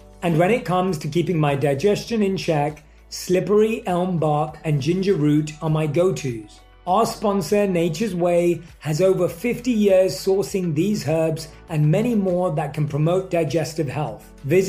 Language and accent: English; United Kingdom; accent: British; Yeah, I'm really happy when I get reminded that I still have my British accent.